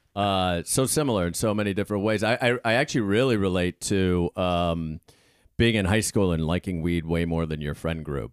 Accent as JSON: {"language": "English", "town": "Pittsburgh", "region": "Pennsylvania", "country": "United States", "said": "I come from, um, you know, I live, uh, I'm from Pittsburgh"}